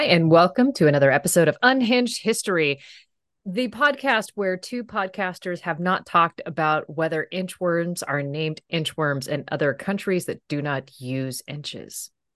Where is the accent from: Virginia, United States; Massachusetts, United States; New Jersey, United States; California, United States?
California, United States; Central Valley of; I did spend a significant amount of time growing up in the Central Valley of California